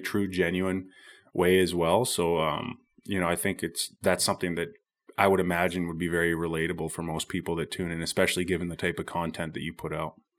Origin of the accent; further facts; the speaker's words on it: Squamish, British Columbia, Canada; I grew up here in Bracondale or Squamish, B C